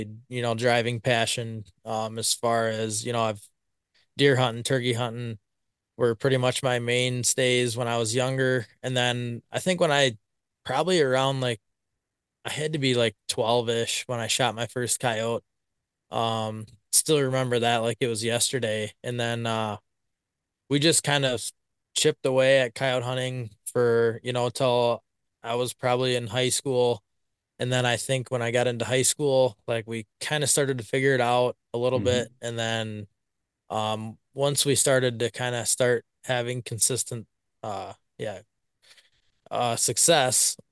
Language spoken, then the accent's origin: English; Blanchardville, Wisconsin, United States; I'm from Blanchardville, Wisconsin. Been here my whole life, pretty much